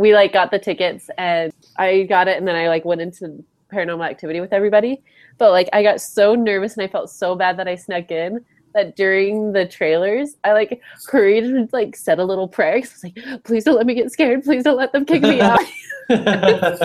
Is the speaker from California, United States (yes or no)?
no; Riverton, Utah, United States; I'm from Riverton, Utah, and they have the District right next to us